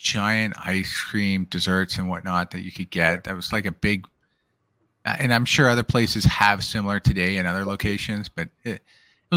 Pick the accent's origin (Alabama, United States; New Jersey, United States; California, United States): California, United States; San Francisco; I was born in San Francisco